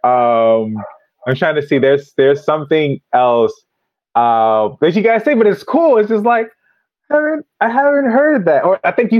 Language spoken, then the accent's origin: English; Florida, United States; I'm born and raised in Florida, which is a rare thing